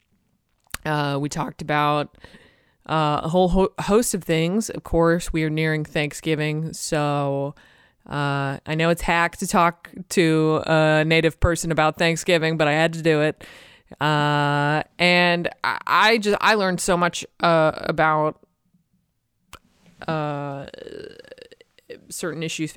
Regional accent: Massachusetts, United States; I am from Massachusetts

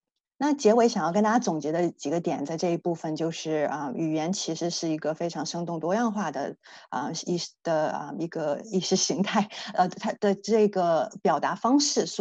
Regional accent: Dalian, Liaoning, China; 我家乡大连以前闹过一个非常搞笑的一个例子

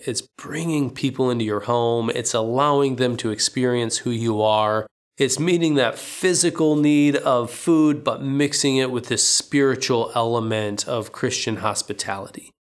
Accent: United States; moved away as an adult; now in Poland; as an American

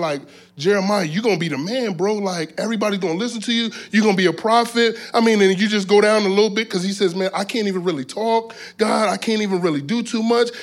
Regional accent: South Florida, United States; I'm from South Florida. And so, um, in South Florida, growing up as a, as a teenager

